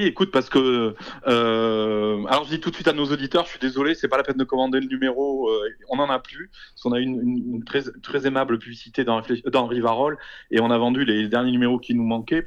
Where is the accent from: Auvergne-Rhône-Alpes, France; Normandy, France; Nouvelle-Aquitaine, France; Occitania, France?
Occitania, France; Toulouse; je suis toulousain, euh, euh j'ai vécu toute ma vie ici